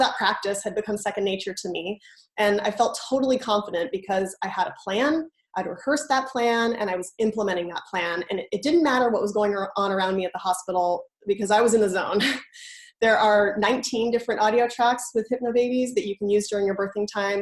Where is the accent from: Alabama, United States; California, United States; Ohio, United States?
California, United States; San Francisco Bay Area; moved away as an adult; now in Boston, United States; I'm originally from the San Francisco Bay Area, but I've called the Boston area home for the last seven years